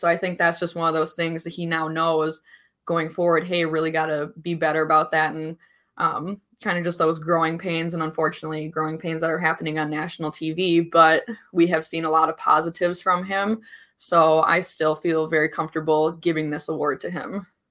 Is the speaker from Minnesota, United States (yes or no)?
yes; Minnesota, United States; as a Minnesotan